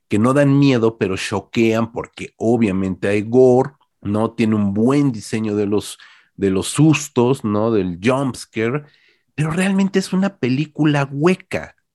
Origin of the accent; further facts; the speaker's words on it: Uruguay; yo soy uruguayo, yo no entiendo lo que es Texas